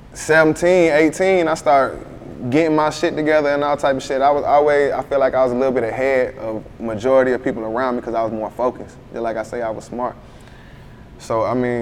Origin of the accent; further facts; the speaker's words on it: Conway, South Carolina, United States; also born or lived in Myrtle Beach, South Carolina; I was born in Conway